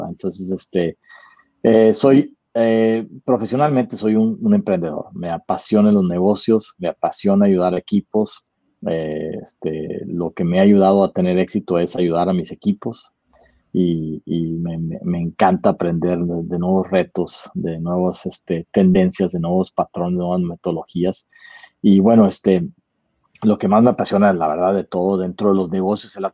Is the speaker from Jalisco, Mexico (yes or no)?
no; Monterrey, Nuevo León, Mexico; moved away as an adult; now in Austin, United States; Pues soy eh, mexicano, primero que nada, este, eh, nacido en Monterrey y ya llevo más de 20 años en Estados Unidos. Este, yo estoy basado en la ciudad de Austin, Texas